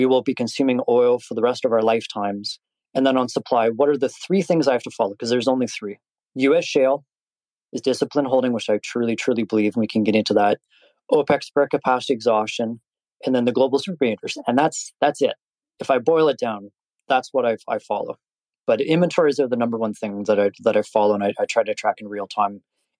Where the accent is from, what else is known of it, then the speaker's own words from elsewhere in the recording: Canada; I'm Canadian